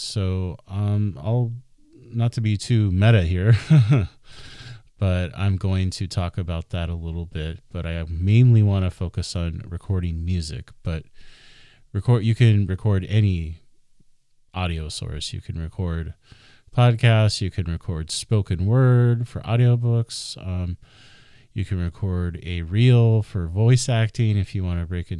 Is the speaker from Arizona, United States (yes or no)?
yes; Phoenix, Arizona, United States; I'm a native of the Phoenix area. I was born in 1981 on Veterans Day.